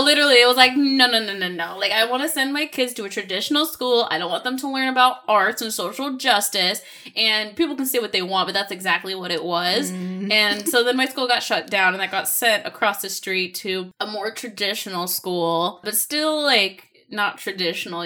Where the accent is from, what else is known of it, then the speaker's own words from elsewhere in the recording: Seattle, Washington, United States; I'm originally from Seattle, Washington, and here we are in Seattle, Washington